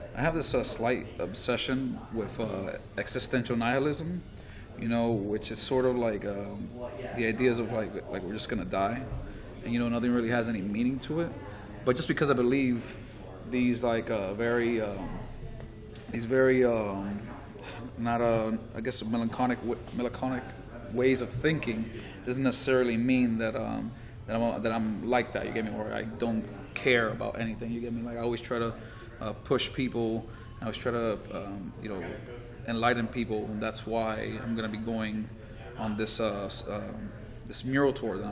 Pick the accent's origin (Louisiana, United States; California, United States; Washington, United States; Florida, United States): Florida, United States; Miami Gardens; I was born and raised Miami, from Carroll City